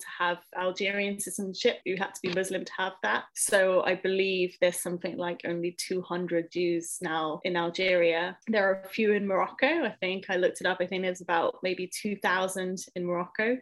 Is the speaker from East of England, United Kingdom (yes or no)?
yes; Hertfordshire, East of England, United Kingdom; also born or lived in Israel / France; now in London, United Kingdom; I moved to the UK when I was five and grew up most of my life in Hertfordshire.